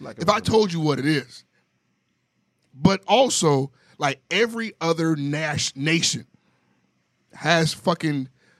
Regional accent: Miami, Florida, United States; I tell him, I'm from Miami.

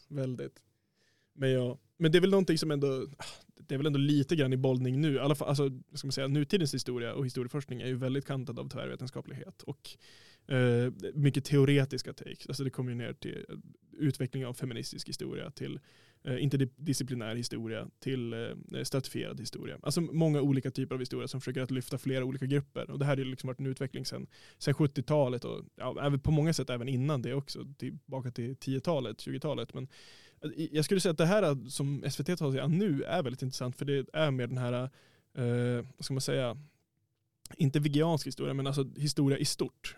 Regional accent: Härnösand, Västernorrland County, Sweden; jag är själv från Härnösand

